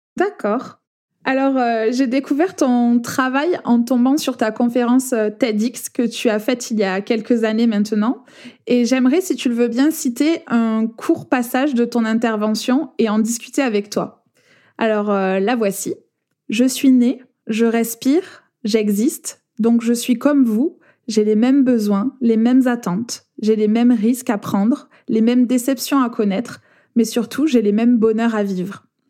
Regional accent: France; accent: accent chantant

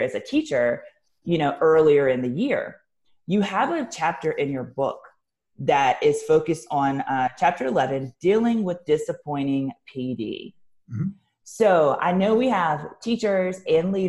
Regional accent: the South, United States; I'm from the South and have worked in a lot of different states in the South

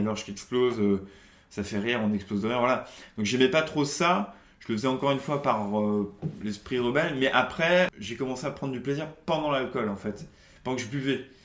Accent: Charente-Maritime, Nouvelle-Aquitaine, France; moved away as an adult; also born or lived in Toulouse; now in Paris, France; je suis originaire de Charente, Charente-Maritime, donc pas loin de mhm. Bordeaux

